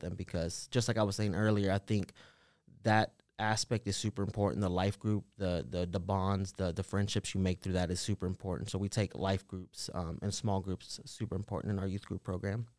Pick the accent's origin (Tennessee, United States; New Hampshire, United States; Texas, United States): Tennessee, United States; Nashville; also born or lived in Los Angeles, California / El Salvador (ancestry); we moved to Nashville when I was around two years old, so I've been pretty much raised in Antioch my whole entire life.